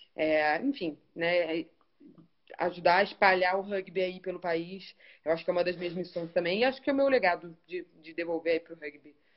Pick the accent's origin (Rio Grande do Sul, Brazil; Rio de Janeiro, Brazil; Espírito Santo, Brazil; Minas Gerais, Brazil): Rio de Janeiro, Brazil; Niterói; moved away as an adult; also born or lived in Australia; now in São Paulo, Brazil; Eu sou carioca mesmo, nasci no Rio. Minha mãe atravessou a poça só pra eu nascer e voltei. Mas então eu sou carioca, mas sou papagoiaba ali também, Niterói